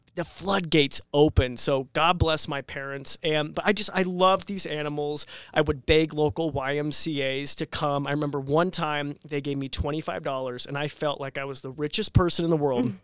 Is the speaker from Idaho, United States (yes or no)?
yes; Robie Creek, Idaho, United States; I was born and raised here in Idaho, actually Roby Creek.